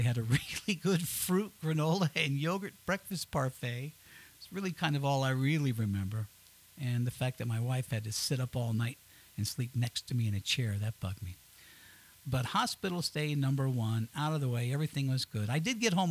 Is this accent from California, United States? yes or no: no; Southern Colorado, United States; moved away as an adult; also born or lived in Knoxville / Miami; I'm from Southern Colorado